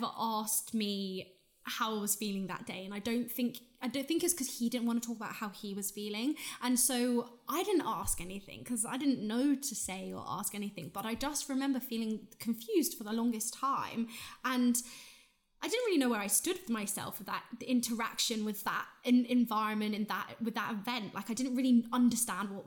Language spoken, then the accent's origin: English; Ireland; I grew up in Ireland